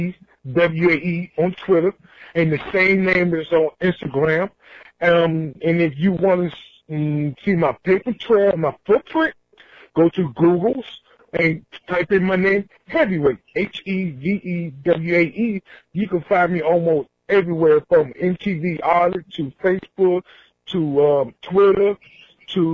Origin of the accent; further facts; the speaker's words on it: Washington, District of Columbia, United States; I'm originally from Washington, D.C., so I grew up in go-go music